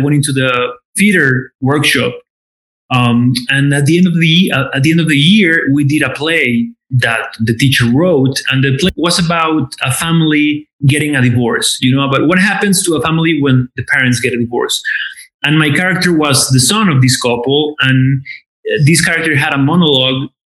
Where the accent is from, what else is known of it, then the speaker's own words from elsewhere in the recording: Aguascalientes, Mexico; also born or lived in Mexico City, Mexico; now in Los Angeles, United States; I'm from Aguascalientes